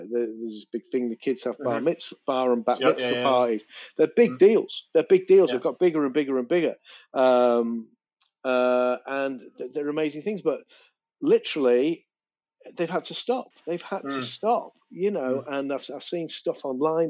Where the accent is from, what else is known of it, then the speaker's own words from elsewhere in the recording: Manchester, North West England, United Kingdom; moved away as an adult; now in London, United Kingdom; I grew up in Manchester, South Manchester.